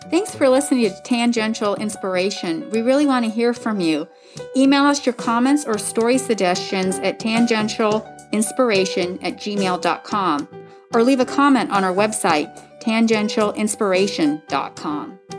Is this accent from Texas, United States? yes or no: yes; Texas, United States; The other thing in Texas, we I grew up in Texas for a couple years, and they would um, light lanterns